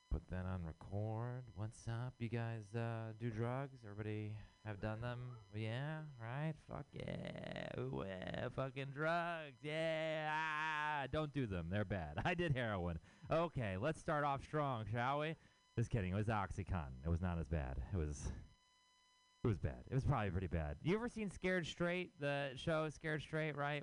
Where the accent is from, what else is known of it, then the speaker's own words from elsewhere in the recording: Houston, Texas, United States; moved away as an adult; now in San Francisco, United States; I am from Texas. I'm from Houston, Texas